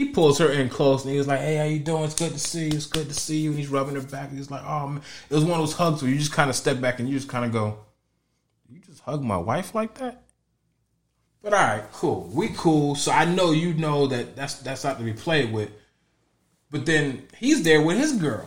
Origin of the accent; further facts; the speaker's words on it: Connecticut, United States; now in Florida, United States; I'm from Connecticut. I'm still from the same kind of area. So we all talk the same language